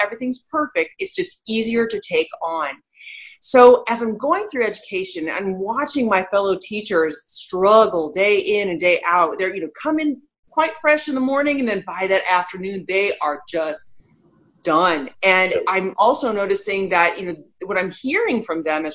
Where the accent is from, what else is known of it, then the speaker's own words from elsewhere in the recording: Southern California, United States; moved away; also born or lived in Midwest; I grew up in Southern California